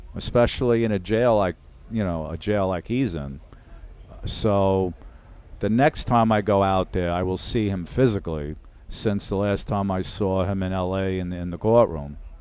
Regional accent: Brooklyn, New York, United States; living in Brooklyn, growing up in Brooklyn

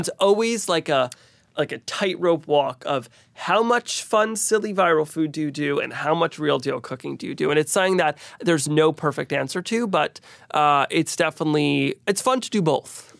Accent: Teaneck, New Jersey, United States; growing up in New Jersey, there's a lot of great Indian food

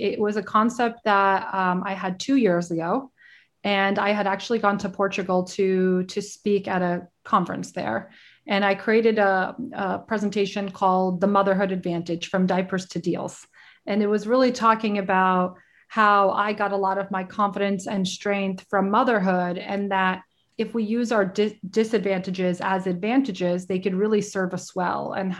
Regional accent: Brooklyn, New York, United States; also born or lived in Queens; having grown up in the city, I grew up in Brooklyn and in Queens and went to massive high schools and colleges.

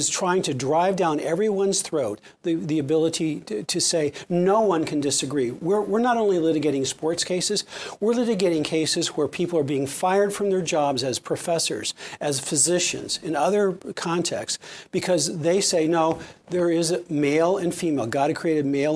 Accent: Kennewick, Washington, United States; I graduated from Kennewick High School

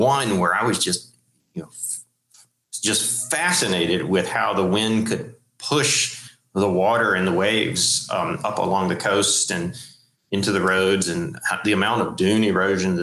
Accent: central North Carolina, United States; I grew up in North Carolina

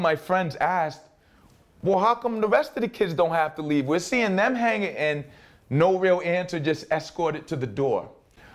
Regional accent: Providence, Rhode Island, United States; growing up here in Mount Hope

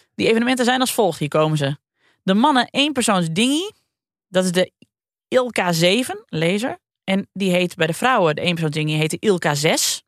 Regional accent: Friesland, Netherlands; kom ik uit Friesland.

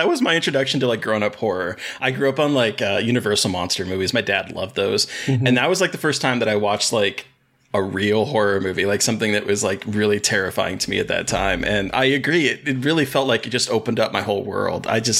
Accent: Alaska, United States; I grew up in Alaska

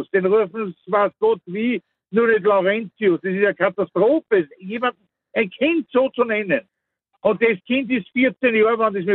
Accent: Mostviertel, Lower Austria, Austria; ich komme aus einer Gegend, aus dem Mostviertel, wo das ja Standard ist, solche Namen

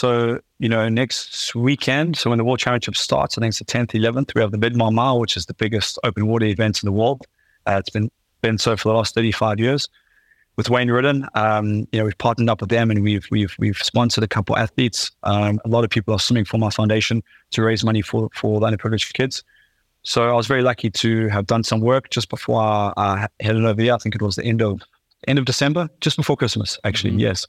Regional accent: South Africa; especially as like a South African man, you could say, you know, we pride ourselves on being strong men

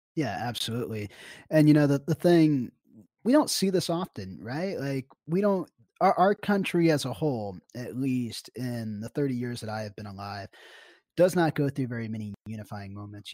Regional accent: Kansas City, United States; I'm from Kansas City.

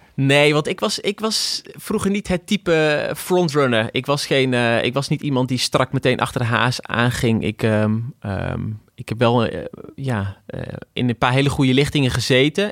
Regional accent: Achterhoek, Gelderland, Netherlands; Ik kom inderdaad uit de Achterhoek

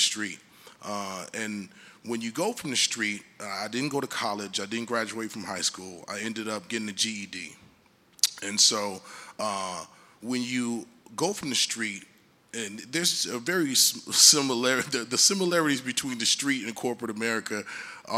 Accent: Detroit, Michigan, United States; I was born in Detroit, Michigan

